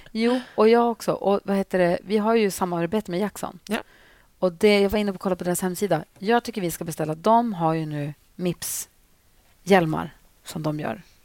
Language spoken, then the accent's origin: Swedish; Luleå, Norrbotten County, Sweden; i Luleå som där jag växte upp